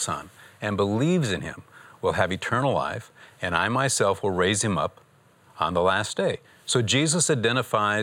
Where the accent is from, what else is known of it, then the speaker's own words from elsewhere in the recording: Michigan, United States; I'm from Michigan